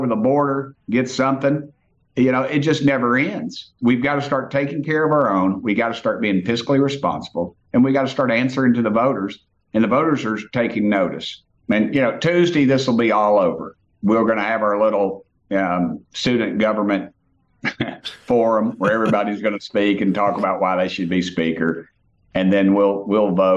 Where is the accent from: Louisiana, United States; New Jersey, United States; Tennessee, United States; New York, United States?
Tennessee, United States; I come from Tennessee